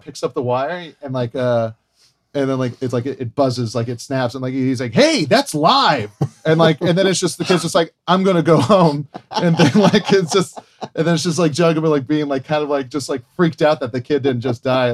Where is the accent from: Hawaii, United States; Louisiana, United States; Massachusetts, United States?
Hawaii, United States; I grew up in Hawaii